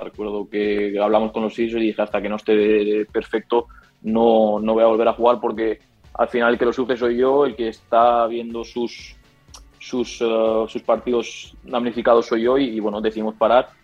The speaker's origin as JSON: {"language": "Spanish", "town": "Rocafort", "region": "Valencian Community", "country": "Spain", "tie": "born or raised there", "also_born_or_lived": "Liverpool, England / Netherlands", "moved": "as an adult", "lives_now": "Nantes, France", "said": "mi pueblo, eh, donde vivo en Valencia, en Rocafort"}